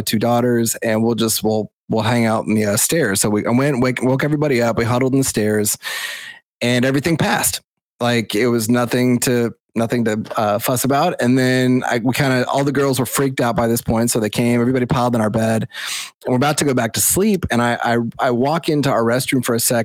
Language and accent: English; Nashville, Tennessee, United States; I'm from Nashville, Tennessee